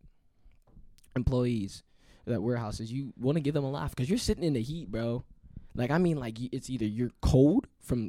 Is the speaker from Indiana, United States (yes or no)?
yes; South Bend, Indiana, United States; I'm from South Bend.